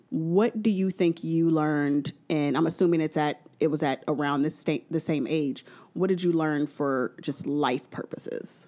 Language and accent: English; New Orleans, Louisiana, United States; I'm from New Orleans